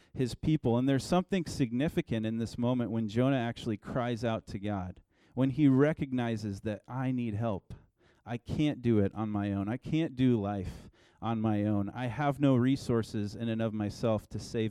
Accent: Oregon, United States; I'm from Oregon, and I lived about an hour from the coast growing up.

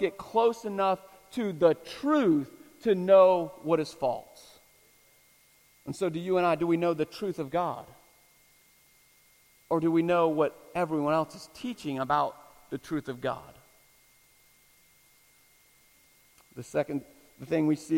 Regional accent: Florida, United States; I'm from Florida

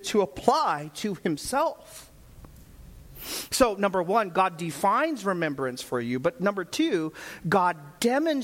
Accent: Vallejo, California, United States; I grew up right in Vallejo

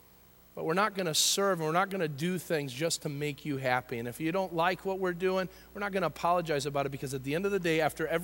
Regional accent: United States; as Americans and as American Christians

